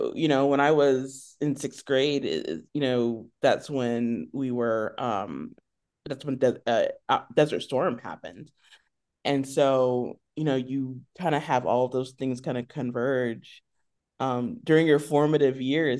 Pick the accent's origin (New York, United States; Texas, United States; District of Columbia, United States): Texas, United States; Killeen; born there; also born or lived in Italy / Germany / South Carolina; I was born in Texas, in Killeen, Texas. And shortly after that, my family moved to Europe. And so we moved to Italy, where my middle sister was born. Then we moved to Germany and then back to South Carolina for about a year.